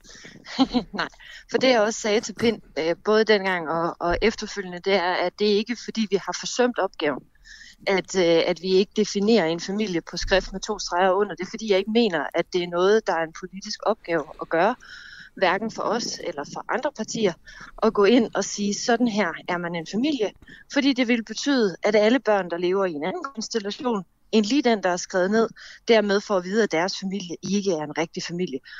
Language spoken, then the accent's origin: Danish; Fredericia, Southern Denmark, Denmark; Jeg er fra Fredericia